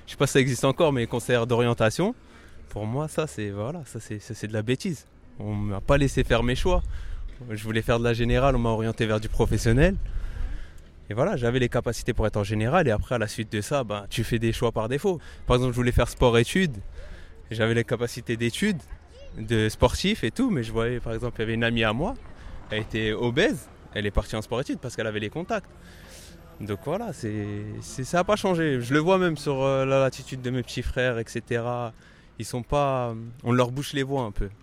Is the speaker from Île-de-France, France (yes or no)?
yes; Paris, Île-de-France, France; je suis parisien